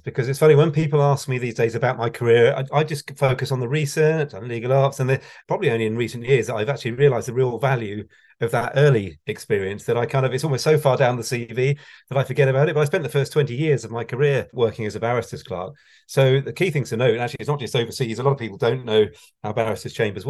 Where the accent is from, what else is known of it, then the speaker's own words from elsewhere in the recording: Wokingham, South East England, United Kingdom; now in Reading, United Kingdom; I grew up in Berkshire, where I haven't moved in my life from Berkshire, other than Hampshire, which is across the water. So it's pretty dull, actually. Wokingham in Berkshire.